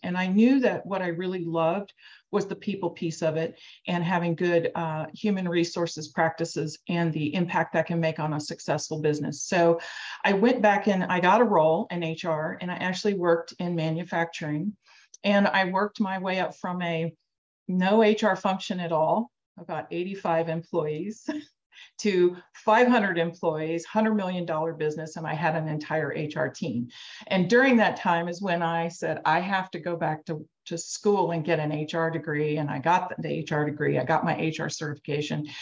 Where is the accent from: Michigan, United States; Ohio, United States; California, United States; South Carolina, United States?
Ohio, United States; Cincinnati; I'm from Cincinnati, Ohio.